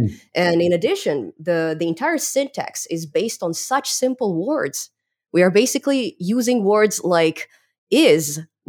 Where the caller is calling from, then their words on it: British Columbia, Canada; I'm here in beautiful British Columbia, Canada, in particular in the outskirts of Vancouver.